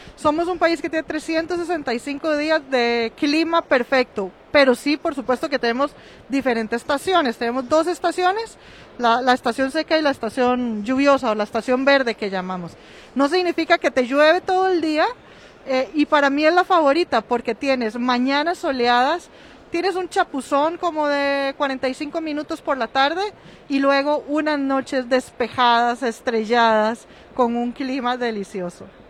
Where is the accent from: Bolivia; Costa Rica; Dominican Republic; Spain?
Costa Rica; de ahí que somos ticos